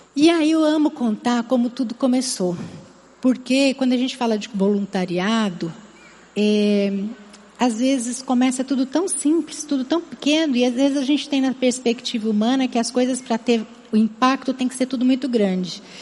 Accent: Campinas, São Paulo, Brazil; accent: interior São Paulo (rhotic R); moved away as an adult; now in Fortaleza, Brazil; Ainda trago vários R's em algumas palavras. Não sei se algum dia esses R's vão deixar de me acompanhar, mas eu venho de Campinas, do interior de São Paulo

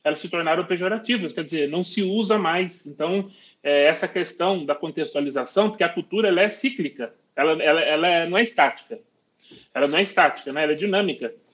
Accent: Brazil; nós brasileiros

